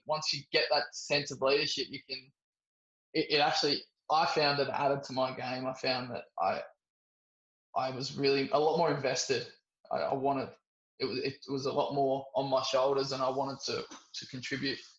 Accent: Sydney, New South Wales, Australia; growing up in Sydney in a big cricket uh, community

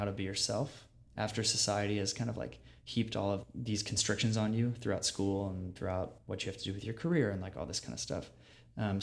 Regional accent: Virginia, United States; I grew up in Virginia

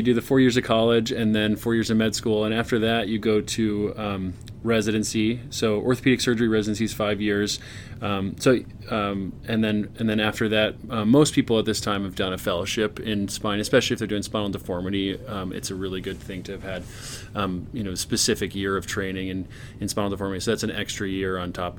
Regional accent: Kansas City, Missouri, United States; moved away as an adult; also born or lived in Boston / New York City; I'm originally from the Midwest, from Kansas City, Missouri, where I grew up and did, you know, schooling and all that stuff.

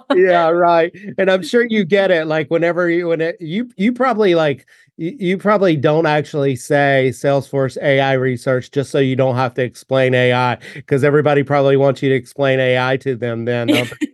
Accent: United States; moved away; I grew up only about three hours south of there

